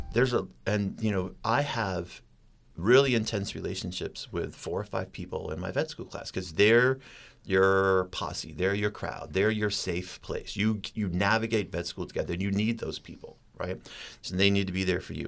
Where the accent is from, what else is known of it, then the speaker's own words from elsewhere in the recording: Maine, United States; moved away; I was so born and raised in Maine